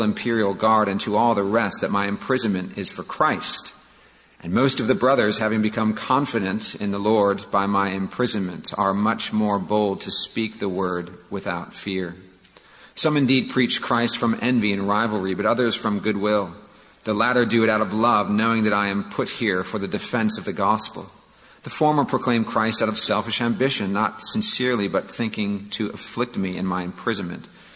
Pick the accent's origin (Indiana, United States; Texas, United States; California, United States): California, United States; Santa Clara; now in Charleston, United States; I grew up in Northern California, in Santa Clara